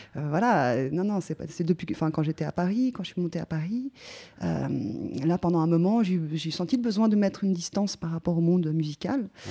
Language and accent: French; Geneva, Switzerland; je viens de Suisse, donc à, à Genève